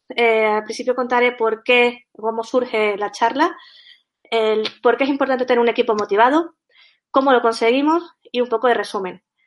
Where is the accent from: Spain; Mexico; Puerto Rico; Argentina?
Spain; Canary Islands; accent: Canarian, sometimes Andalusian; soy canaria, y por eso mi acento es un poco raro, puede ser que a veces me salga el acento andaluz, también por la mezcla que tengo